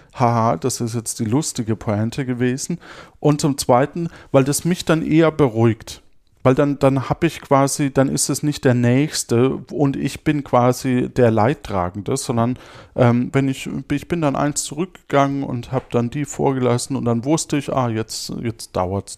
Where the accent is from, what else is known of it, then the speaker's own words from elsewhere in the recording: near Würzburg, Bavaria, Germany; aus der Nähe von Würzburg, wo ich herkomme.